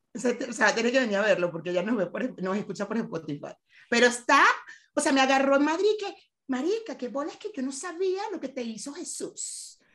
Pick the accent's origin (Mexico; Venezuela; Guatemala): Venezuela; nosotros que somos venezolanos, que nuestra comunidad es venezolana